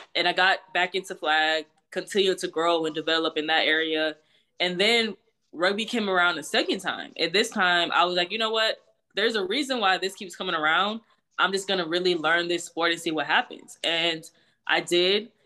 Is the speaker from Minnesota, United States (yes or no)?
no; Houston, Texas, United States; also born or lived in Greenville, South Carolina; I was actually born in Greenville, South Carolina, um, and I literally moved to Houston, Texas when I was, like, around one years old, so I always say I'm from Houston. Um, but I grew up in, in Texas